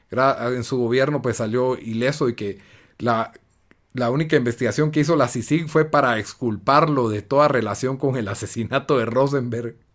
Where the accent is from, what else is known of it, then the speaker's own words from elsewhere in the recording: Guatemala; Soy un patriota, soy un defensor de Guatemala.